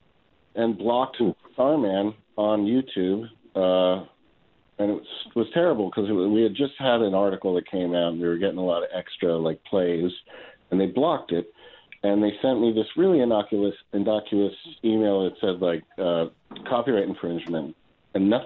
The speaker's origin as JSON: {"language": "English", "region": "New York", "country": "United States", "tie": "born or raised there", "said": "I grew up in New York"}